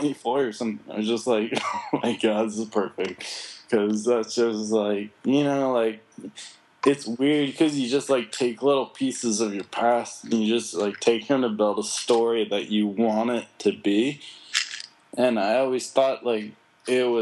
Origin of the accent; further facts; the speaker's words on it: United States; I'm American